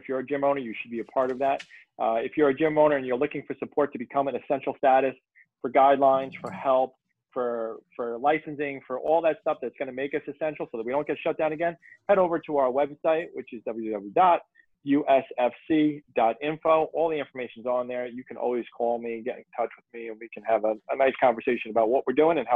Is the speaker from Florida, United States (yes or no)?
no; South Shore, Long Island, New York, United States; I'm a South Shore boy